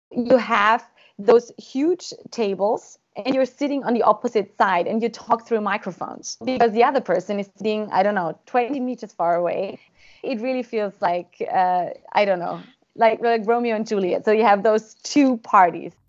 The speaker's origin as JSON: {"language": "English", "country": "Austria", "said": "I am from Austria"}